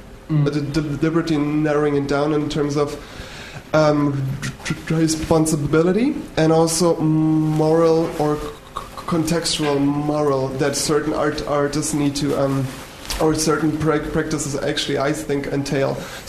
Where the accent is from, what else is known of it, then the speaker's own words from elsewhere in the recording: Berlin, Germany; moved away; And I'm from Berlin originally